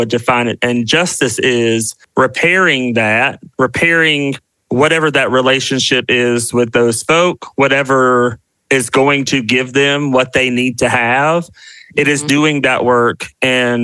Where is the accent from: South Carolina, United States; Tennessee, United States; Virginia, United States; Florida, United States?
South Carolina, United States; now in Washington, DC, United States; I am a Southerner. I'm from the South. I'm from South Carolina, and currently live in DC with my husband